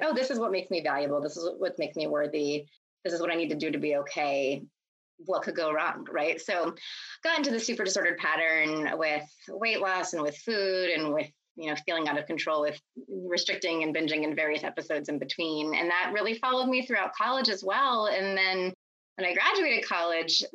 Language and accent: English; Texas, United States; also born or lived in Pennsylvania; I moved against my will from Pennsylvania to Texas when I was 8 years old